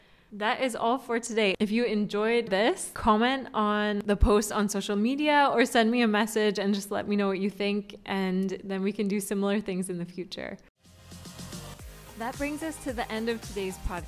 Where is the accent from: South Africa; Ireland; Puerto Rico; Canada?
Canada; moved away as an adult; now in Singapore; as a Canadian